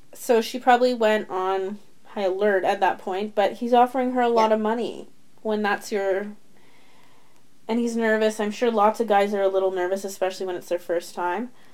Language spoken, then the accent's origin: English; Canada; we are Canadian